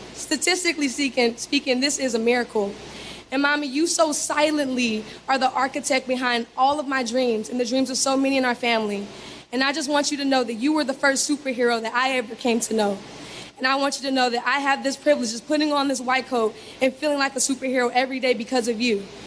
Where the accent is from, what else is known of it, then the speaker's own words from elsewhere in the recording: Los Angeles, California, United States; I'm from Los Angeles, California